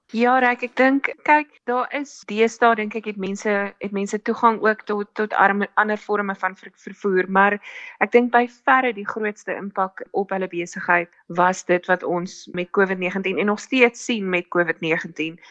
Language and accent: Afrikaans; South Africa; ons armer as Suid-Afrikaners